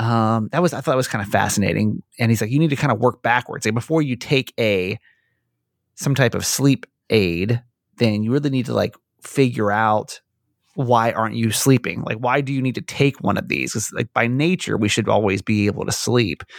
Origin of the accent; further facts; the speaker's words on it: Georgia, United States; I grew up in Georgia